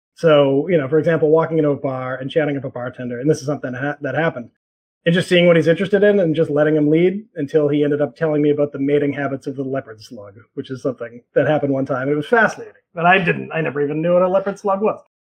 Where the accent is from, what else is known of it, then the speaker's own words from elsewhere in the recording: Boston, Massachusetts, United States; moved away as an adult; now in New York, United States; I grew up in Boston.